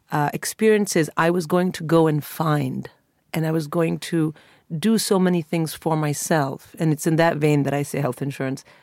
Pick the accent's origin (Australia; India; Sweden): India; You know, I grew up in India